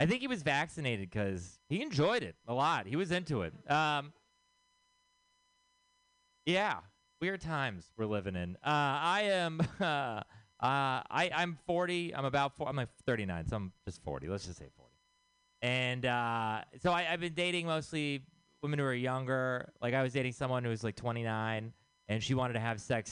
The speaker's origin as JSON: {"language": "English", "region": "Texas", "country": "United States", "moved": "yes", "said": "I am from Texas"}